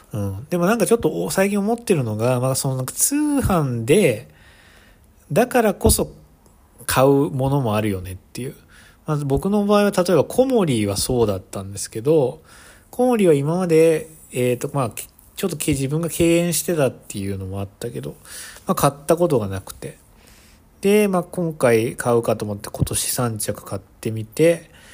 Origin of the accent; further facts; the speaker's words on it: Kansai, Japan; moved away as an adult; now in United States; 関西出身なので